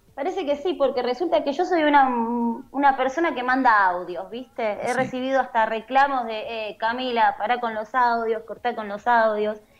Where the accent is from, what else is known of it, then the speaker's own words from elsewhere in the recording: Argentina; moved away as an adult; also born or lived in Corrientes (family); now in Netherlands; Holanda es un país complejo para un argentino que emigra